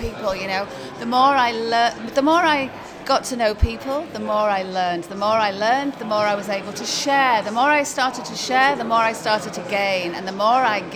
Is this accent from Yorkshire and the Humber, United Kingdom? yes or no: yes; Sheffield, Yorkshire and the Humber, United Kingdom; moved away as an adult; now in Singapore; I'm actually a Brit from Yorkshire. I'm from Sheffield originally, but I've just been living in Singapore now for 12 years